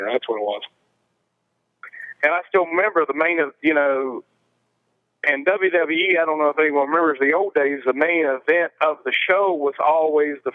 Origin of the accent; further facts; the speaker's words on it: Scotland, United Kingdom; you know, I had a thing for being a Scot.